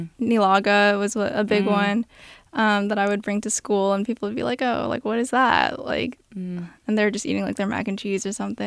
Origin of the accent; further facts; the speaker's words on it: California, United States; I was born here, and my parents were both born and raised in the Philippines.